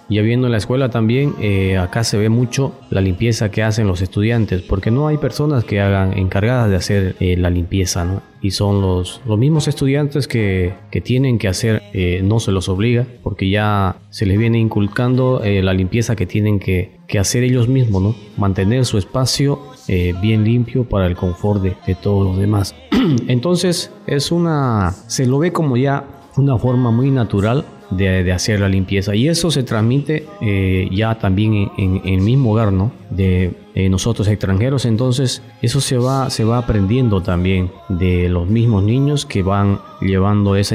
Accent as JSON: {"language": "Spanish", "country": "Bolivia", "moved": "yes", "lives_now": "Japan", "said": "soy boliviano y radico en Japón ya 18 eh, años."}